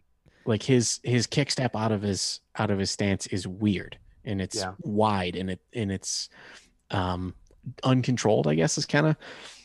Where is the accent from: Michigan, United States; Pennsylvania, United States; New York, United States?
Michigan, United States; I'm from Michigan